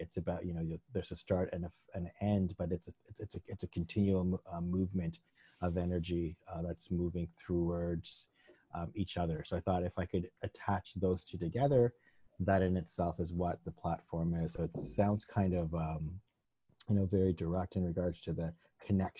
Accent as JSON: {"language": "English", "country": "Canada", "tie": "born or raised there", "said": "I grew up in Canada in the early 70s here"}